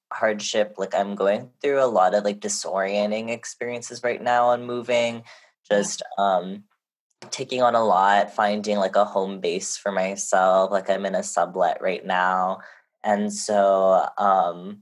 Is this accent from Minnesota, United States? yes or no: no; Honolulu, Hawaii, United States; moved away; also born or lived in Lenape Hoking (New York area) / California; my hometown of Honolulu, Hawaii